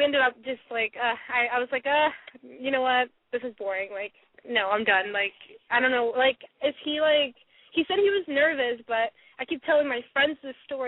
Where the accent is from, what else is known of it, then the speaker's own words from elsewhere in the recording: Sacramento, California, United States; I'm from Sacramento